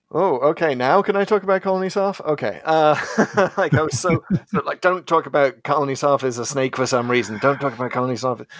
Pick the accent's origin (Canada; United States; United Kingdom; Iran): United Kingdom; I'm British